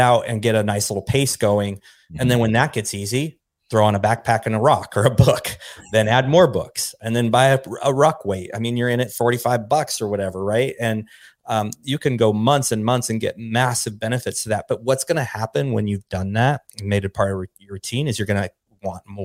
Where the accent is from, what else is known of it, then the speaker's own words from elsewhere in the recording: Pacific Northwest, United States; now in Dallas, United States; I'm from the Pacific Northwest, you know, right, in the Cascade Mountains